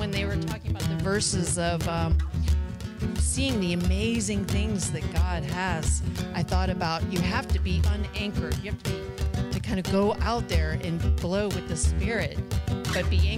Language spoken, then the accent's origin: English; Florida, United States; I grew up in Florida